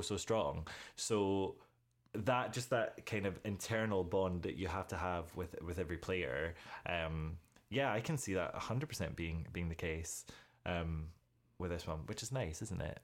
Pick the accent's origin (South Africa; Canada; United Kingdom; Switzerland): United Kingdom; being British